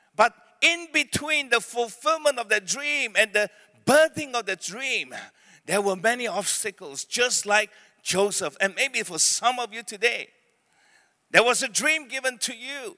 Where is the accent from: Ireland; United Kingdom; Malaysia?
Malaysia; Penang; born or raised there; also born or lived in Beaufort, Sabah / Malacca